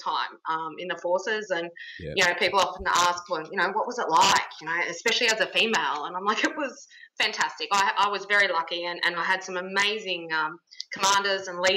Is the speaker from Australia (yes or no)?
yes; Wagga Wagga, New South Wales, Australia; moved away as an adult; I grew up in Wagga in regional New South Wales